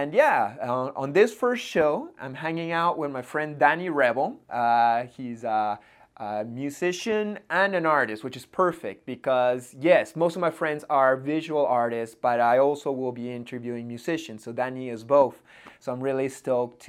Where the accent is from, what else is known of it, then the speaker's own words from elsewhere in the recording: Montreal, Quebec, Canada; I hang out a lot in Montreal, in my hometown.